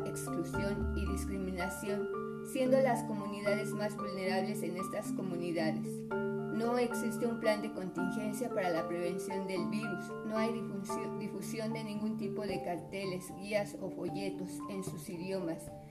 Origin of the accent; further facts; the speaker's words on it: Mexico; todos somos mexicanos